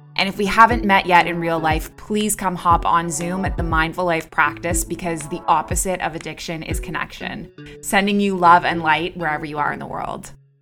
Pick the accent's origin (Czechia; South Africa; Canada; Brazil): Canada; moved away as an adult; also born or lived in Dubai / Abu Dhabi; now in Bali, Indonesia; I'm a Canadian who moved across the world at age twenty-three, and I never went back.